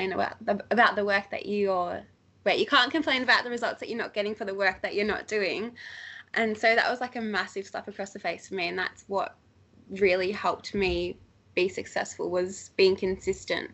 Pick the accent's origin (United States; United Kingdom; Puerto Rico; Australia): Australia; I left Australia for the first time in my whole entire life 3 months after starting this business